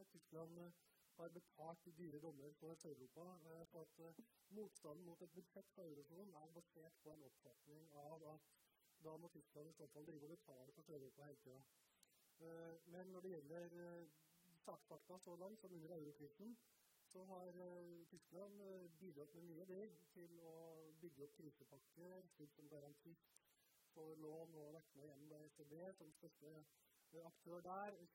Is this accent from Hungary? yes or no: yes; Hungary; now in Norway; Og det er fordi jeg kommer fra Ungarn i 1956, og vi hører stadig vekk om Viktor Orban